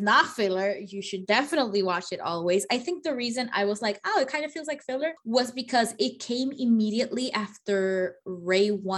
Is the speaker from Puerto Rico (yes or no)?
yes; Puerto Rico; we in Puerto Rico